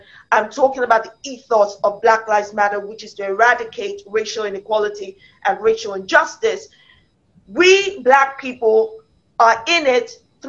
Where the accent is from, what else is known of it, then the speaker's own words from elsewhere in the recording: United Kingdom; So as a black woman, of I'm British, and I'm Nigerian, I'm African from the roots of my head to the soles of my feet.